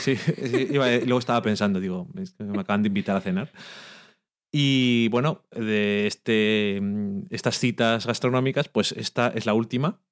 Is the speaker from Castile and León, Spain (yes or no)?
yes; Burgos, Castile and León, Spain; no dejamos de ser de Burgos